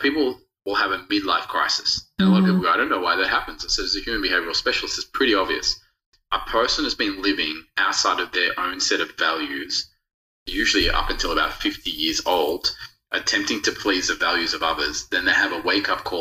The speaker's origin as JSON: {"language": "English", "country": "Australia", "tie": "born or raised there", "also_born_or_lived": "Rodrigues, Mauritius", "said": "I've grown up in Australia"}